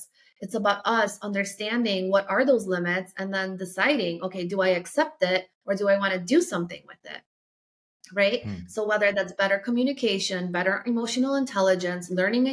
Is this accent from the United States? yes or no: no; Poland; moved away; if you're from like a small city, like I am, where I grew up in Poland